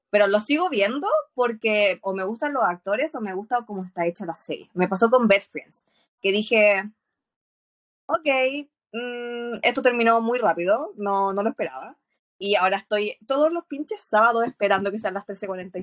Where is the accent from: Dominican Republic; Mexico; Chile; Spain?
Chile; soy chilena